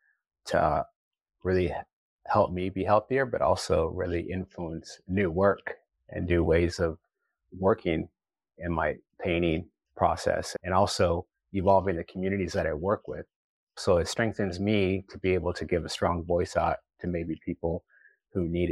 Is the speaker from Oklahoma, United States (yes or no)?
yes; Oklahoma, United States; moved away as an adult; also born or lived in Boston / New York City; I grew up in Oklahoma, I grew up with my culture